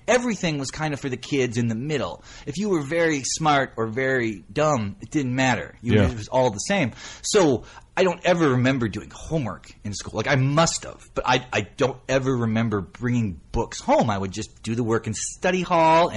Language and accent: English; North Dakota, United States; moved away as an adult; also born or lived in Akron, Ohio; there just aren't a lot of writers from North Dakota. Now, weirdly, there's two from my hometown